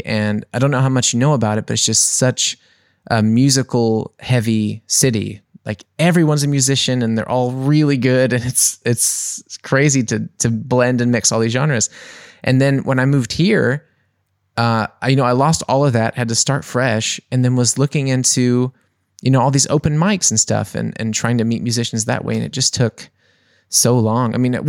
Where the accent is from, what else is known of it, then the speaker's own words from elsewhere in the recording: New Orleans, Louisiana, United States; moved away; Like, so I'm from New Orleans and I had had three projects there.